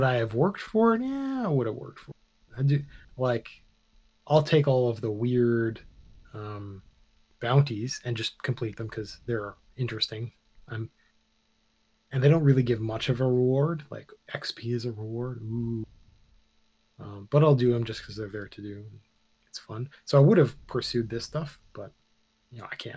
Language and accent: English; Canada; we're Canadian